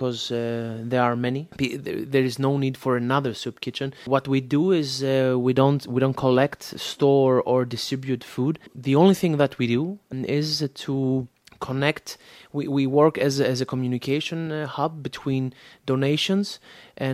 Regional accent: Thessaloniki, Central Macedonia, Greece; now in Athens, Greece; I live now in Athens, Greece, but actually I come from Thessaloniki

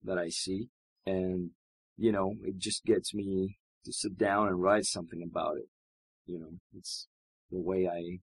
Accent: Greece; moved away as an adult; also born or lived in Boston, United States / Dallas, United States; now in Texas, United States; I came 4 years ago from Greece

